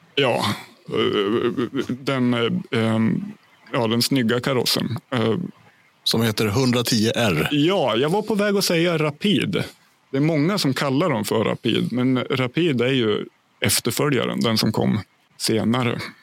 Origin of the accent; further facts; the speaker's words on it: Hälsingland, Gävleborg County, Sweden; also born or lived in Ljusdal Municipality; now in Järvsö, Sweden; jag flyttade upp till mina hemtrakter i Hälsingland i en ort som heter Järvsö